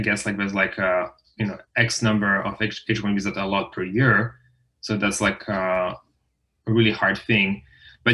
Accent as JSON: {"language": "English", "country": "France", "tie": "born or raised there", "moved": "as an adult", "lives_now": "United States", "said": "I'm French. You know, I was born and raised in France."}